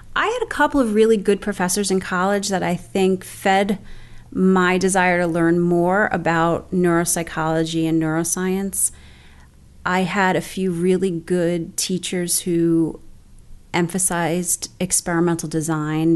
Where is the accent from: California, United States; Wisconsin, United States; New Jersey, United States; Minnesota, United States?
New Jersey, United States; Bayonne; I'm actually originally from Bayonne, which is where I still live right now. I actually live 30 blocks from where I grew up